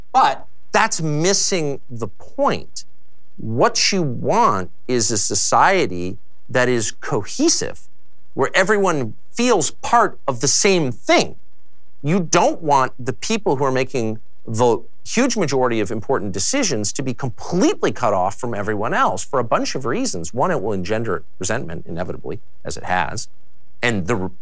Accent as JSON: {"language": "English", "region": "Southern California", "country": "United States", "said": "I'm from Southern California."}